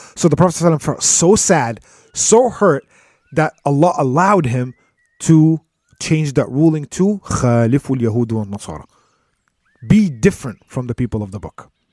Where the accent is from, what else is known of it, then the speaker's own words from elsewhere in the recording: United States; us Americans here